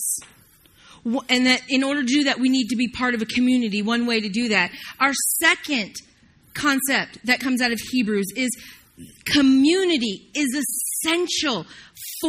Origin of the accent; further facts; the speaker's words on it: the South, United States; I'm from the South, can't get it out